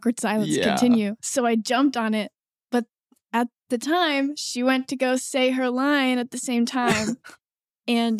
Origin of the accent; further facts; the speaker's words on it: Orlando, Florida, United States; I grew up in Orlando